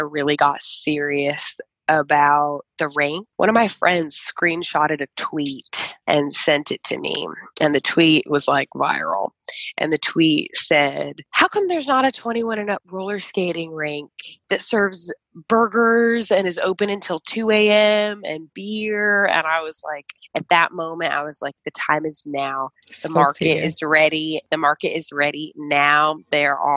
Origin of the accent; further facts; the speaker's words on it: Chicago, Illinois, United States; moved away; I am from Chicago, Illinois